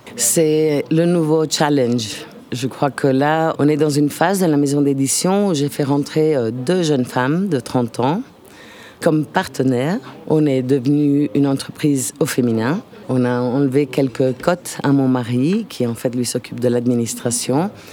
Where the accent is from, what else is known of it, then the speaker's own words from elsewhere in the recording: Italy; French is a second language; now in Lucca, Italy; Je suis italienne